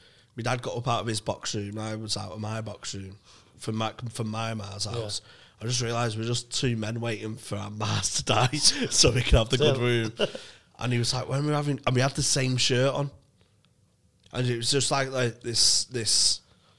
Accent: Manchester, North West England, United Kingdom; I'm from Manchester

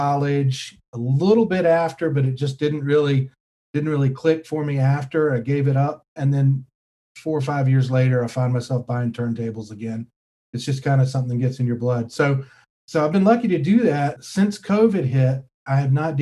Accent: North Carolina, United States; also born or lived in Florida / Kentucky; I grew up in North Carolina

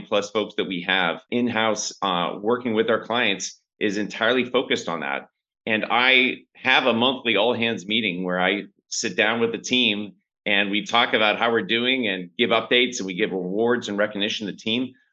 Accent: St. Louis, Missouri, United States; moved away as an adult; also born or lived in China; now in Bangkok, Thailand; I grew up in St. Louis in a kind of blue collar family

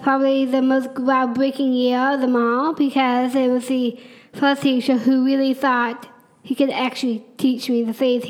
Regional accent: Tallahassee, Florida, United States; also born or lived in Marianna, Florida; So I was born in Marianna, Florida, which is a little town just an hour away from Tallahassee. I lived there for a little while till I moved to Tallahassee when I was in the third grade.

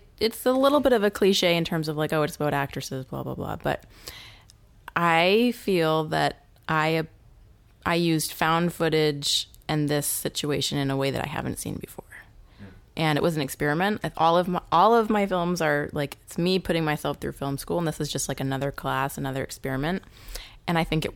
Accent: New Hampshire, United States; I was raised by wolves in New Hampshire.

